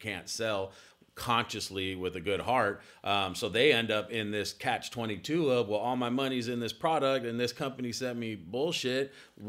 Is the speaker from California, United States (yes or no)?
yes; Los Angeles, California, United States; Born and raised in Los Angeles, California.